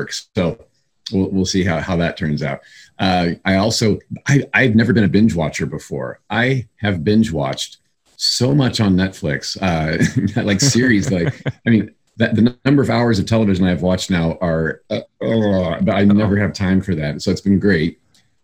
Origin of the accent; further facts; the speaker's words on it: Indiana, United States; moved away; back in my home state of Indiana, where I come from.